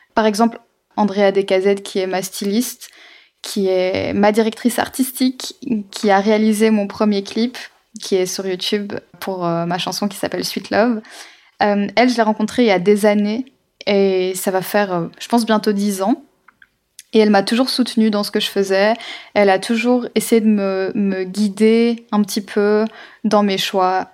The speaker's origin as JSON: {"language": "French", "country": "Belgium", "said": "je vis en Belgique, donc enfin je suis belge"}